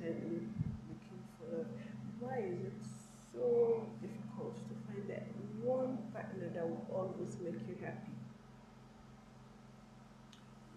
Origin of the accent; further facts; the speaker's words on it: Nigeria; I'm a Nigerian, you understand? I'm a Nigerian girl